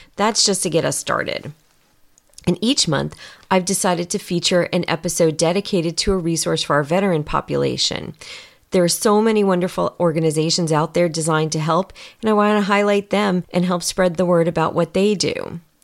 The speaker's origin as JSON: {"language": "English", "region": "New York", "country": "United States", "tie": "born or raised there", "moved": "as an adult", "lives_now": "California, United States", "said": "I was born and raised in New York"}